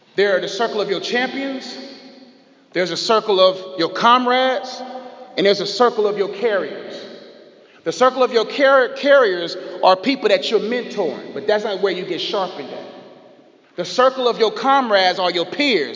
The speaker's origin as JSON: {"language": "English", "country": "Nigeria", "said": "I'm Nigerian"}